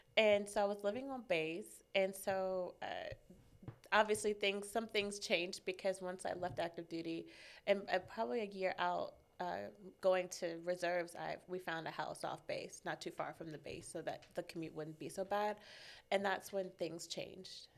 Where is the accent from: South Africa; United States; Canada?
United States; Maryland; moved away as an adult; now in California, United States; born and raised in Maryland. I was, I grew up there